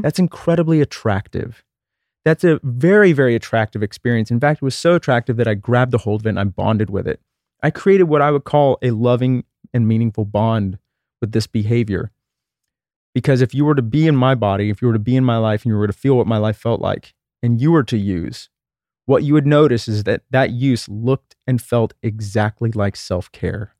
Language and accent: English; Texas, United States; I grew up in Texas in the nineteen eighties